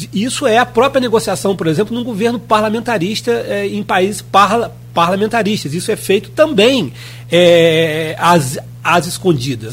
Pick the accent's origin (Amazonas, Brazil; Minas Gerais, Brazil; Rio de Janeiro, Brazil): Rio de Janeiro, Brazil; eu sou interiorano